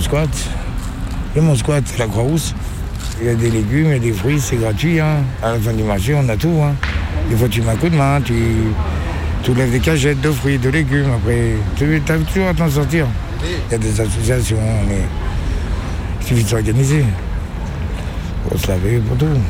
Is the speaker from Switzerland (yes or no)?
no; Lyon, Auvergne-Rhône-Alpes, France; je suis né à Lyon 2e